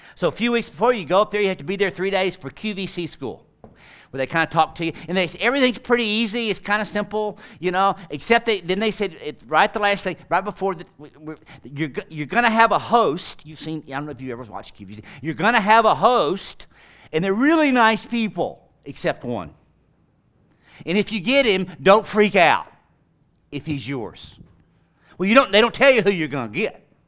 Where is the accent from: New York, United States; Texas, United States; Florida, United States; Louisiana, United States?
Texas, United States; Tyler; I'm from flyover country. I'm from Tyler, Texas.